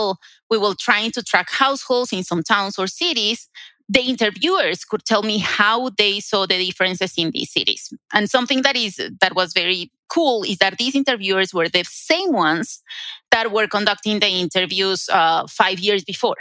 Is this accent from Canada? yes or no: no; Colombia; moved away as an adult; also born or lived in Durham, North Carolina, United States; now in Denver, United States; I was a graduate student in Colombia. That is my home country